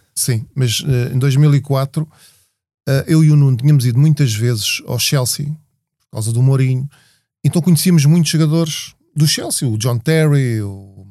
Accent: Portugal; Nós somos portugueses

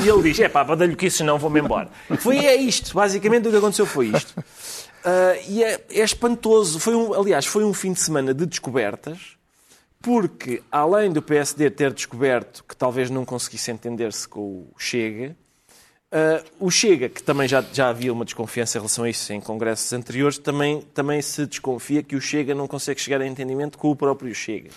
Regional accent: Portugal; somos portugueses

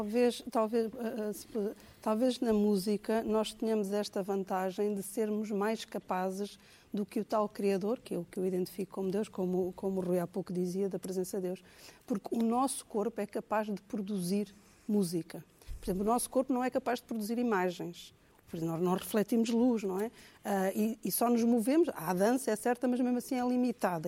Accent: Angola; moved away; Eu, eu cresci em Angola

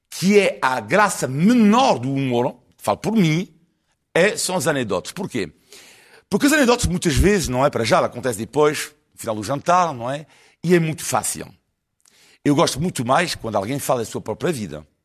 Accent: France; now in Portugal; eu amo mais este país eh, do que o país onde nasci. Oh. Portanto, para mim, claro, não vou mentir, portanto, eu há mais Portugal, claro, do que França.

